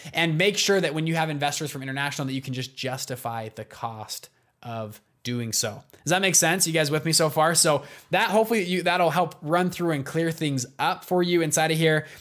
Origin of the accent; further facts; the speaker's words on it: Salt Lake City, Utah, United States; I'm from Salt Lake City, Utah